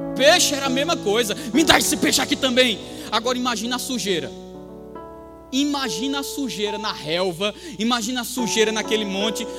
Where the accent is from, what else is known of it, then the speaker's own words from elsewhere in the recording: Campina Grande, Paraíba, Brazil; moved away; com 14 anos. Quando eu estava lá em Campina Grande